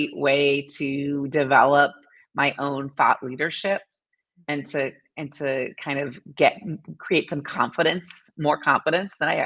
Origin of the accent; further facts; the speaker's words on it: Massachusetts, United States; now in Indianapolis, United States; I grew up in Massachusetts, so I'm a New Englander at heart